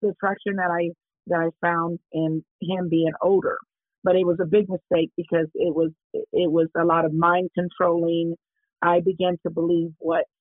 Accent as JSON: {"language": "English", "town": "Kansas City", "region": "Kansas", "country": "United States", "tie": "born or raised there", "said": "I was born and raised in Kansas City, Kansas. It's a place where it's called Argentine"}